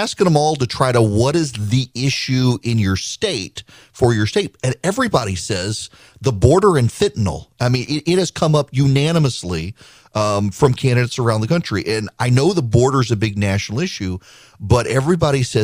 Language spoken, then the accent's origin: English; Louisiana, United States; now in North Carolina, United States; I'm from Louisiana